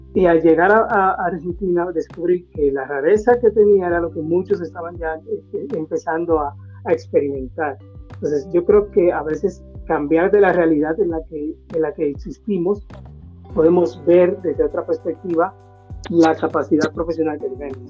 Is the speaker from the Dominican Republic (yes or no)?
yes; Dominican Republic; moved away as an adult; also born or lived in Peru; yo como dominicano